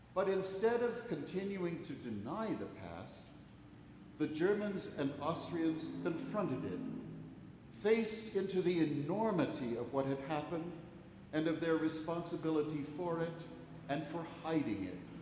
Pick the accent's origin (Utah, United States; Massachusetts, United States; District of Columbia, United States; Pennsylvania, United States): District of Columbia, United States; Washington; When I was growing up in Washington, D.C.